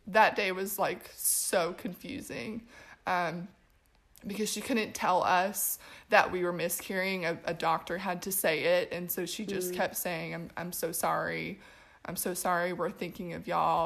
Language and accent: English; Portland, Oregon, United States; also born or lived in Los Angeles, California; now in Spartanburg, United States; I am originally from Portland, Oregon. I moved out here about 4 years ago